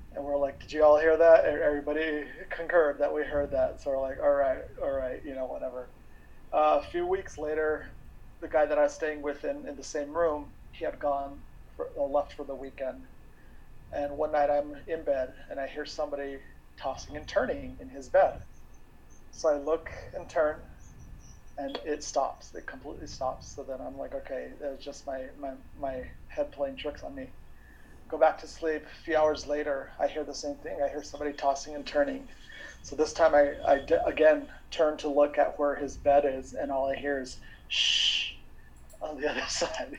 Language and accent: English; New Mexico, United States; growing up in New Mexico in the Southwest.